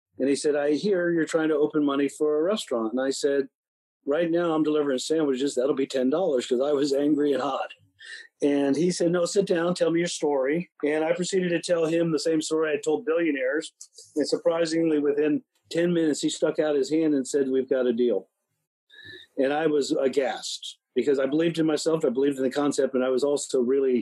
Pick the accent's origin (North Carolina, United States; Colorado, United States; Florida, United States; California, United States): Florida, United States; West Palm Beach; I was born in Good Sam Hospital. I'm a native Floridian, very proud